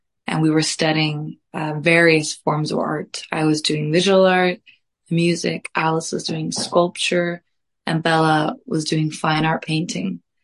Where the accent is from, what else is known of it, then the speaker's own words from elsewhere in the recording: Reykjavik, Capital Region, Iceland; now in United Kingdom; I am from Reykjavik, Iceland. I am very blessed to have been raised in a family of artists